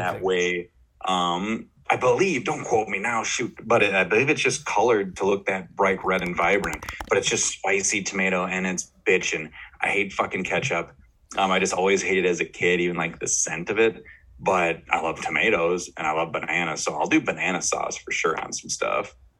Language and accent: English; Austin, Minnesota, United States; my hometown, mm-hmm. Austin, Minnesota